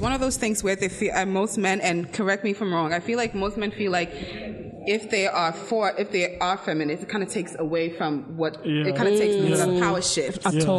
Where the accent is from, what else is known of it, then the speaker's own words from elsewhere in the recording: Ghana; now in United States; I'm a black woman. I'm from Ghana, minority throughout